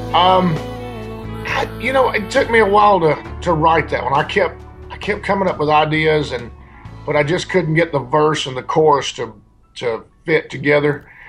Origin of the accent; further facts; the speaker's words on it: El Dorado, Arkansas, United States; now in Nashville, United States; my hometown, El Dorado, Arkansas